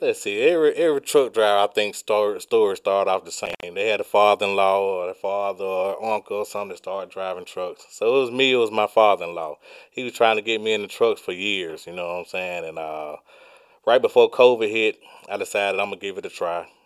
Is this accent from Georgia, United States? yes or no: yes; Georgia, United States; I was born and raised in Georgia.